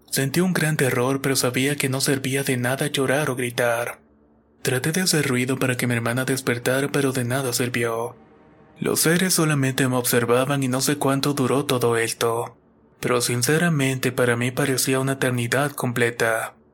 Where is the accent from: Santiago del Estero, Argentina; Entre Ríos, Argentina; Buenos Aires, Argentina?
Entre Ríos, Argentina; Soy de Entre Ríos, Argentina, y esto es algo que le pasó a mi padre mientras trabajaba en un campo de arroz.